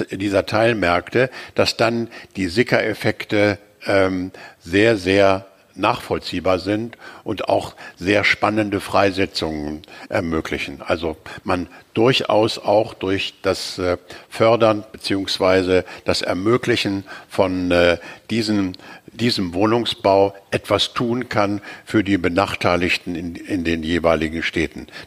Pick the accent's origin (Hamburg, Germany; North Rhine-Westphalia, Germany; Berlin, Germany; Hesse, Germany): Hamburg, Germany; die lokalen Vorteile von Hamburg hervorrufen, also meiner Heimatstadt.